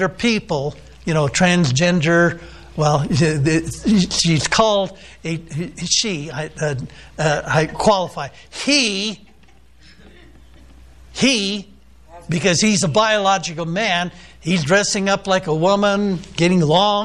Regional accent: United States; I'm an American

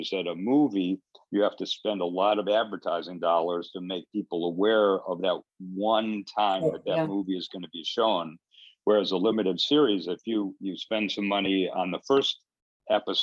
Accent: Detroit, Michigan, United States; moved away; also born or lived in Los Angeles; I was born in Detroit and grew up around the time of the Detroit riots in the 60s.

